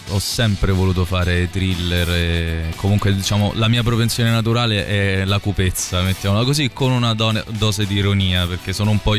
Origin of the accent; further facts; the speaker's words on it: Naples, Campania, Italy; io sono napoletano